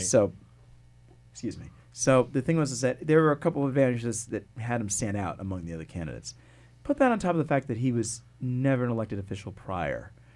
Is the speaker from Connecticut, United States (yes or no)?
yes; West Hartford, Connecticut, United States; moved away as an adult; also born or lived in New York City / Washington D.C. / New Jersey; I grew up there in West Hartford